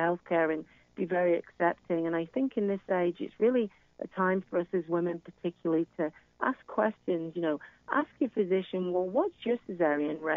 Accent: United Kingdom; now in United States; as you can hear from my accent, I'm originally from the United Kingdom

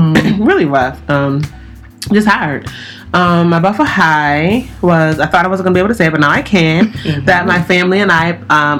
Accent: New York, United States; I'm from New York.

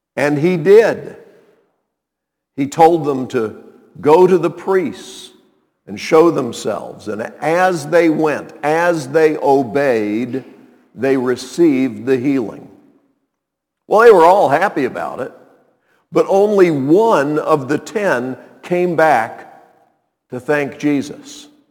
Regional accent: Montreat, North Carolina, United States; When I was a kid growing up in Montreat

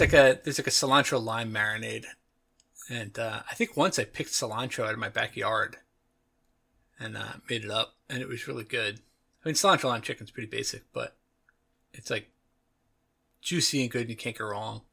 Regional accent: United States; I am from the United States of America.

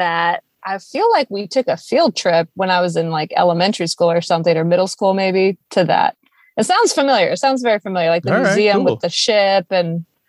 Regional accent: Kansas City, Kansas, United States; moved away as an adult; also born or lived in Grapevine, Texas / San Francisco; now in Dallas, United States; when I was a baby, my parents moved to Kansas City. So I was raised my whole childhood, adolescence in Kansas City, Kansas.

